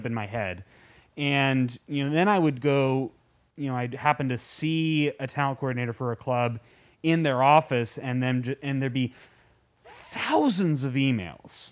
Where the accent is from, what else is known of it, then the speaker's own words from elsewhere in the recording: San Francisco, California, United States; I was born in San Francisco, and I grew up, eh, all over the Bay Area